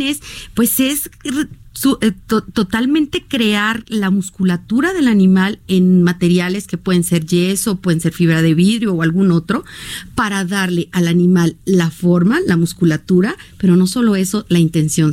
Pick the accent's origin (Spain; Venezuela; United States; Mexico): Mexico; tenemos en México